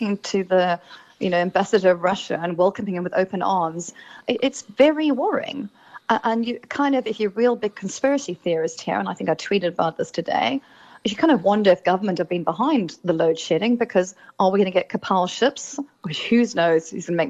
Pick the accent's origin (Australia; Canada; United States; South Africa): South Africa; as South African